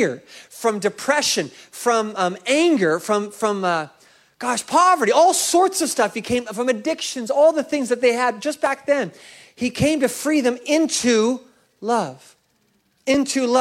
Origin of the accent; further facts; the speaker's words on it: Seattle, Washington, United States; my hometown of Seattle